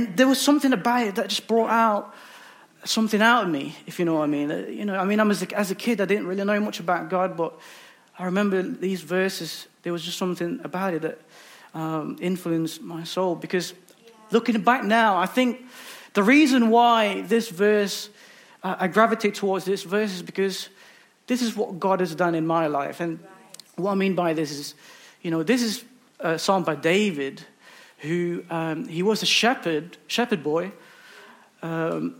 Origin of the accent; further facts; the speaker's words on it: Philippines; now in United Kingdom; I'm originally from the Philippines